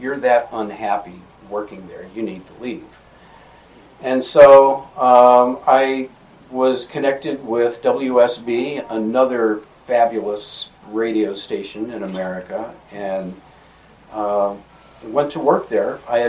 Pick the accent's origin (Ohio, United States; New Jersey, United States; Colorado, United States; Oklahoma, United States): Ohio, United States; Madison; Little town called Madison, Ohio. I was mm-hmm. a Cleveland Browns fan growing up.